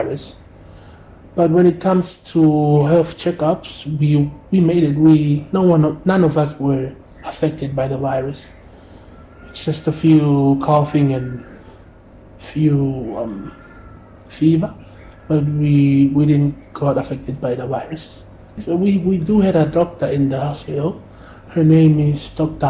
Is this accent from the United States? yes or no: no; Tonga; I was being raised up here